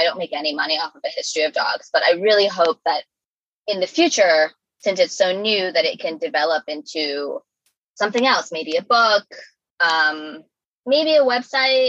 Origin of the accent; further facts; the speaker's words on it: New York City, New York, United States; as a New Yorker